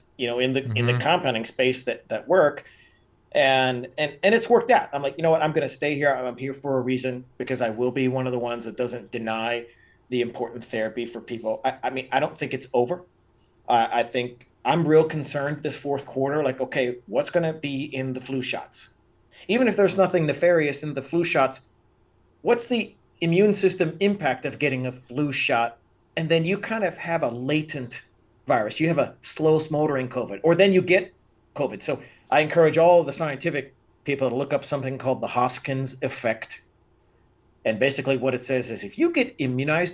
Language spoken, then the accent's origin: English; Pennsylvania, United States; now in Las Vegas, United States; I grew up in Pennsylvania. We had 20 head of cattle on our farm